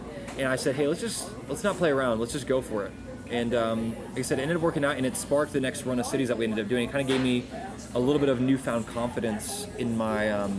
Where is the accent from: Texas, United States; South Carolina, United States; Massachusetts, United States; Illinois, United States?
Texas, United States; Dallas; it can work outside of DFW. Like, it can work outside of my hometown.